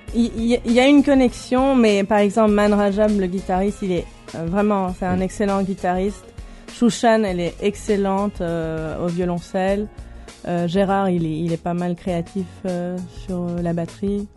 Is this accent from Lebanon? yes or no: yes; Beirut, Beirut Governorate, Lebanon; now in Belgium; Née à Beyrouth